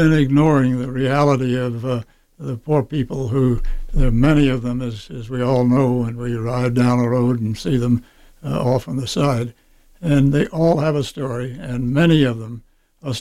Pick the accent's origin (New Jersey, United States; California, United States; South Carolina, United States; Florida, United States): South Carolina, United States; Charleston; moved away as an adult; also born or lived in Tennessee / Columbia, South Carolina / Greenville, South Carolina / Arkansas; I was born in Tennessee. I was raised in Charleston, South Carolina, where the Civil War started